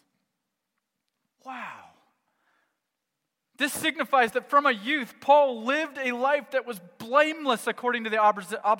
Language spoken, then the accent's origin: English; United States; I'm American